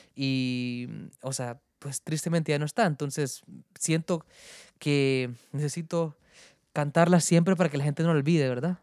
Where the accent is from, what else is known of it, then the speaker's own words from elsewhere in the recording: Honduras; soy un cantautor hondureño